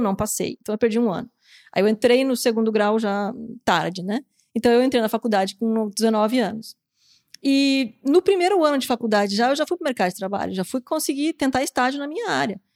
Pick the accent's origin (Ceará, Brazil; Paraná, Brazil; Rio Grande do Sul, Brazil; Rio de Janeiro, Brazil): Paraná, Brazil; Curitiba; moved away as an adult; also born or lived in Florianópolis; nasci em Florianópolis e acabei indo pra Curitiba com seis anos de idade.